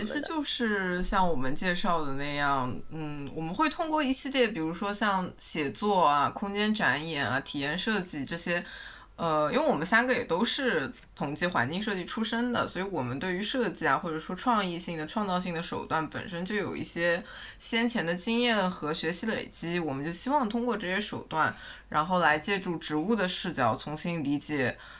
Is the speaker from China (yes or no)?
yes; Shanghai, China; 我是上海人